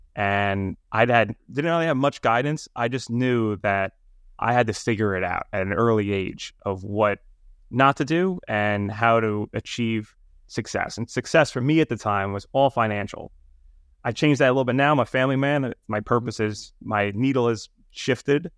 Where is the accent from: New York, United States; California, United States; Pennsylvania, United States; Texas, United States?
New York, United States; New York City; accent: New York; I grew up in Brooklyn, New York, and Staten Island, so very much New York City